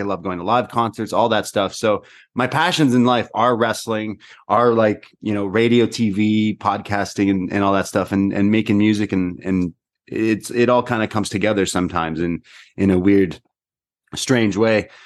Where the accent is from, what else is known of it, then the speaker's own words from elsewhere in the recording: Toronto, Ontario, Canada; I'm from Toronto